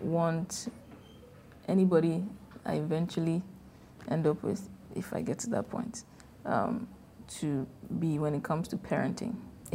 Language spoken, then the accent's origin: English; Nigeria; Number two, I am Nigerian in a UK company that is the crown of Britain. Yeah. I've grown up very Afropolitan. Mm-hmm. Like, I love my roots.